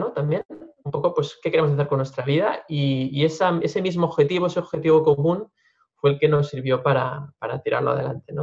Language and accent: Spanish; Lleida, Catalonia, Spain; cursé la, carrera de ingeniería técnica forestal en, en mi ciudad natal, en Lleida